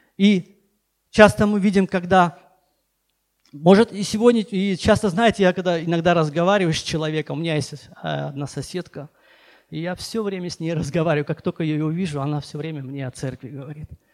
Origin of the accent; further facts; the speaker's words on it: Baku, Azerbaijan; moved away as an adult; also born or lived in Nagorno-Karabakh; now in Sochi, Russia; я вообще беженец из Баку